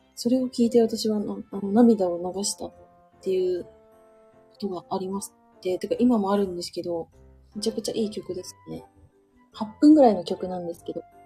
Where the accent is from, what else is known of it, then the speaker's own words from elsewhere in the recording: Hokuriku, Japan; now in Nagoya, Japan; 私も、あの、もともと北陸で生まれました